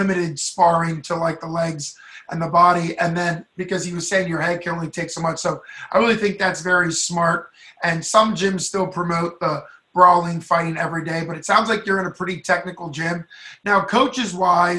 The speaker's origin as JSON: {"language": "English", "region": "Pennsylvania", "country": "United States", "said": "I'm from Pennsylvania, and 6 hours is the entire state"}